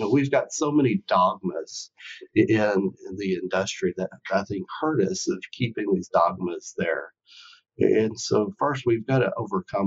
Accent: Oklahoma, United States; moved away as an adult; also born or lived in New Mexico; now in Nebraska, United States; growing up in Oklahoma in a cow-calf operation, went to Oklahoma State

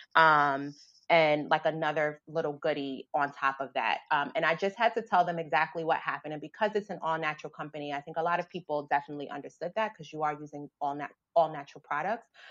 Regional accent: New York City, New York, United States; I grew up in the South Bronx

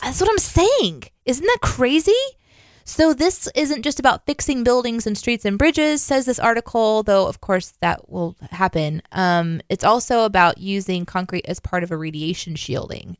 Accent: Midwest, United States; I grew up in the Midwest.

